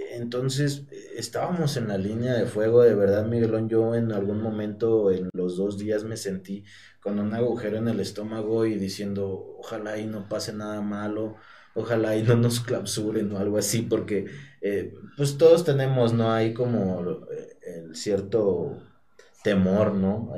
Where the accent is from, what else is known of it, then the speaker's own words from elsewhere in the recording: Teziutlán, Puebla, Mexico; vengo aquí de Teciutlán, de, del barrio del Paraíso. Yo crezco en el barrio del Paraíso